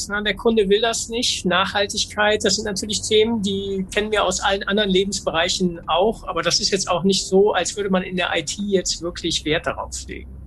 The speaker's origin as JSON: {"language": "German", "town": "Duisburg", "region": "North Rhine-Westphalia", "country": "Germany", "said": "ich komme aus Duisburg"}